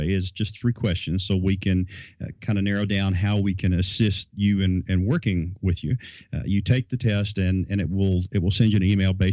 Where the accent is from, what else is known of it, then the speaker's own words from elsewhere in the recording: Lubbock, Texas, United States; now in Utah, United States; we grew up in Lubbock, Texas, and I don't know if you've ever been that way, but it's like looking at a table. I mean, there's absolutely nothing there.